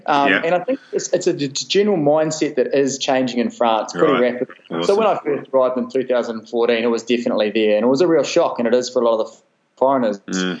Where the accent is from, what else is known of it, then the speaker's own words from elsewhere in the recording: New Zealand; And then after that, especially being a Kiwi, I just loved Christian Cullen.